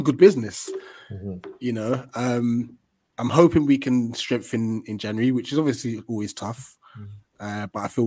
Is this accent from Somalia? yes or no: no; Ghana; as a Ghanaian